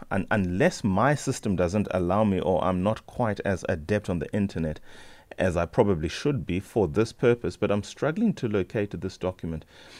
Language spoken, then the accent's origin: English; South Africa; just as a South African who's interested in one's health, who's interested in public health